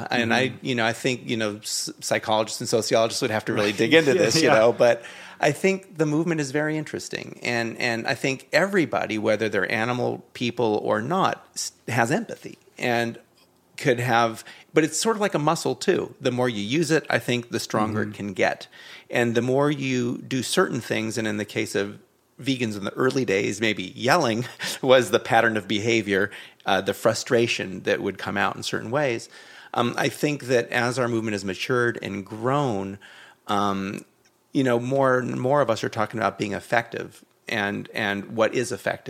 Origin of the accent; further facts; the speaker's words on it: Los Angeles, California, United States; my folks are still in the same house I grew up in the Hollywood Hills.